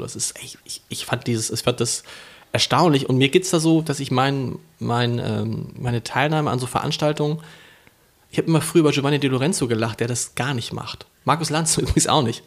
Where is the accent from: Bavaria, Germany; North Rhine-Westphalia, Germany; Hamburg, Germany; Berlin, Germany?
Hamburg, Germany; in Harburg